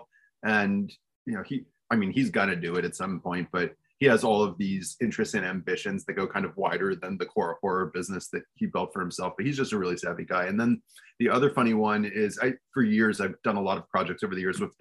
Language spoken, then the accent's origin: English; Beverly Hills, California, United States; I grew up in Beverly Hills